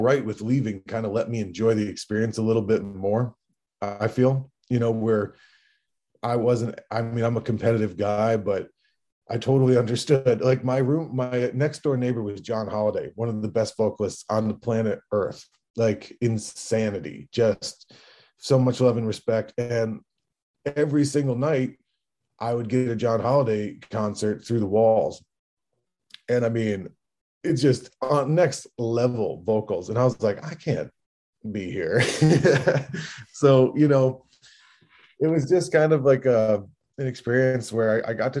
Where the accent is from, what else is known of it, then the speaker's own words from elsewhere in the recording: Hudson Valley, upstate New York, United States; moved away; the Hudson Valley, like my hometown in upstate New York.